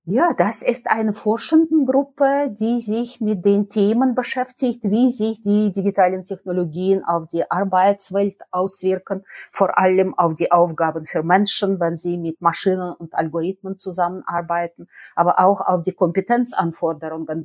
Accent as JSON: {"language": "German", "town": "Nizhny Novgorod", "region": "Nizhny Novgorod Oblast", "country": "Russia", "tie": "born or raised there", "also_born_or_lived": "Bielefeld, Germany", "second_language": "German", "moved": "as an adult", "lives_now": "Cologne, Germany", "said": "Nizhny Novgorod in Russland an der Wolga, ganz weit, also 3000 Kilometer von hier und deswegen bin ich auch eine Fremde, sowohl in Deutschland als auch in Bielefeld."}